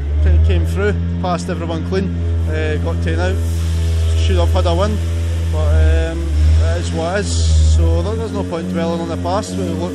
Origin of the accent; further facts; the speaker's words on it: Scotland, United Kingdom; Being Scottish